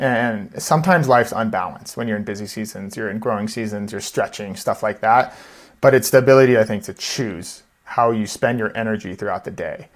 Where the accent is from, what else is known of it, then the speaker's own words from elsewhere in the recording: Seattle, Washington, United States; also born or lived in New York / San Diego / Austin, Texas; now in Denver, United States; we're from Seattle originally.